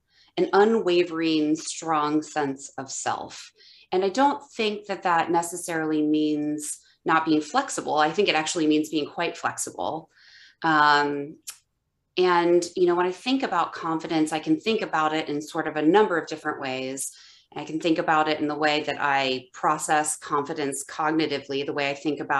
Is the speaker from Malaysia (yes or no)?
no; Ohio, United States; also born or lived in West Coast; now in Chicago, United States; I'm born and raised in Ohio, and I lived on the West Coast for a long time, and now I'm back in the Midwest in Chicago